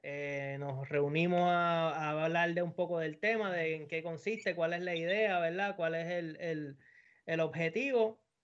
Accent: Puerto Rico; now in United States; yo soy el único puertorriqueño que alguien puede conocer

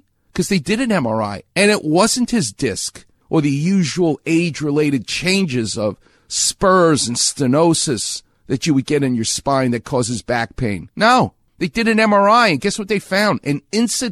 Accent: New York, United States; moved away; I'm a New Yorker.

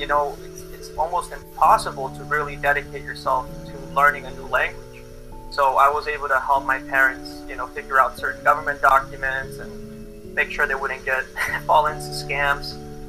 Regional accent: Bolivia; also born or lived in Boston, United States; now in United States; I was born in Boston, but I grew up in Bolivia and then raised in America again. So I never really fully belonged in Bolivia.

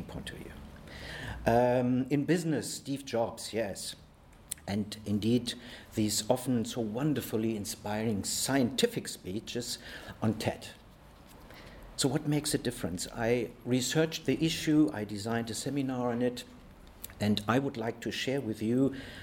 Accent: Germany; I come from Germany

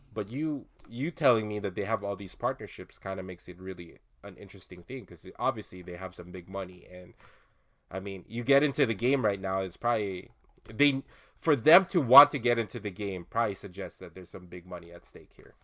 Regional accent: Philippines; as a Filipino uh, Filipino dude

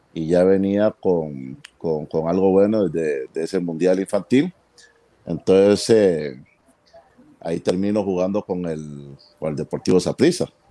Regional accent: Costa Rica; estaba en una escuela de fútbol acá en mi país y pues me toca desde los 15 años ser eh, jugador de la, de la, selección infantil de, de Costa Rica

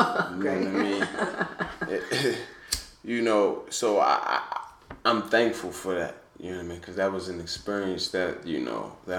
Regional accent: Baltimore, Maryland, United States; growing up in Baltimore, you know, and being in there is very humbling.

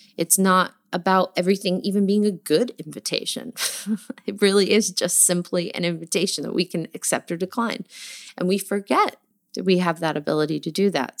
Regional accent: New Jersey, United States; I'm from New Jersey

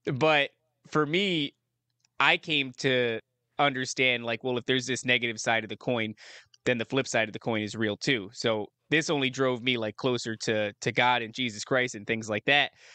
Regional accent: New Jersey, United States; moved away; also born or lived in upstate New York / Las Vegas; I'm from New Jersey originally

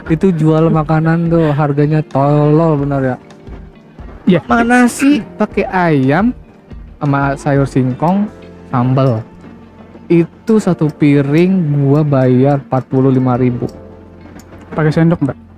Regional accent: Padang, West Sumatra, Indonesia; Karena gua orang Padang, Bro.

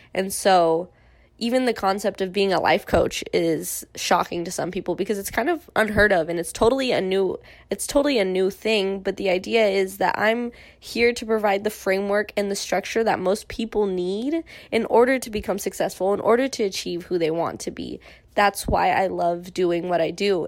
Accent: Irvine, California, United States; growing up in Irvine

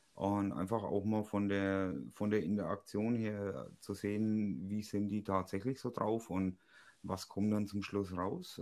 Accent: Franconia, Bavaria, Germany; bei uns in Franken

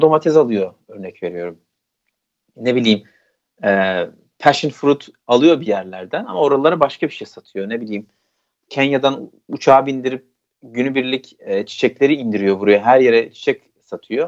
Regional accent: Turkey; now in Netherlands; ben Türk'üm

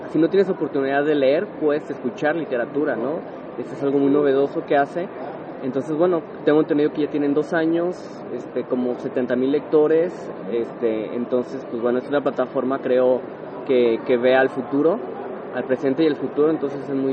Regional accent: Guadalajara, Jalisco, Mexico; justamente nací en Guadalajara hace 31 años. Aquí he vivido toda mi vida afortunadamente y contento y orgulloso

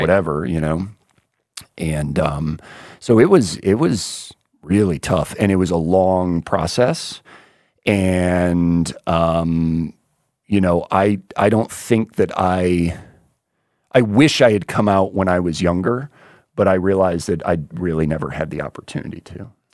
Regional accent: Vero Beach, Florida, United States; I grew up in Little Vera Beach, Florida

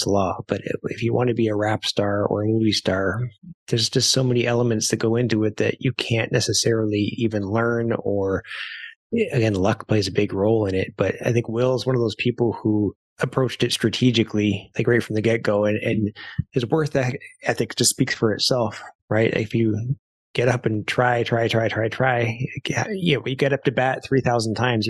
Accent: Canada; I being Canadian, I like to go down to Florida, and I love to spend my winters there because that's what Canadians do.

